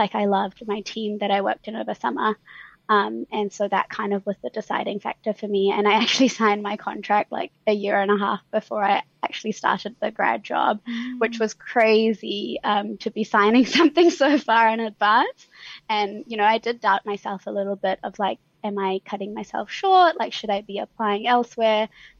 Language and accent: English; Auckland, New Zealand; born there; also born or lived in Delhi, India; So they got married in India and then decided that they wanted to live in Auckland, and which is when I was born. And then they decided they wanted to move back when I was about one. So I lived